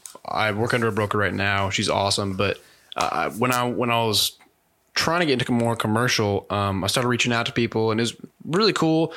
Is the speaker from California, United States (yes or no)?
yes; California, United States; I was born in California and we were an hour from the beach and an hour from the mountains.